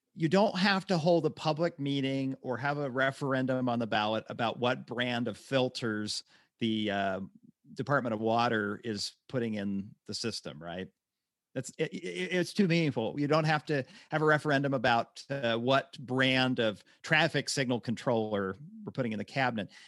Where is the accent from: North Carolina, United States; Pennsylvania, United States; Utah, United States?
Utah, United States; My hometown in Utah